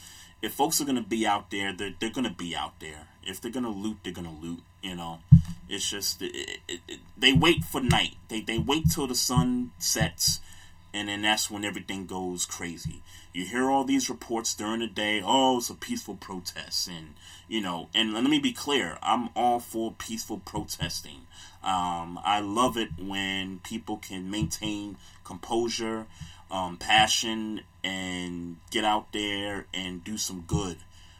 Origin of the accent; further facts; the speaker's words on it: New York City, New York, United States; now in Baltimore, United States; My hometown, New York City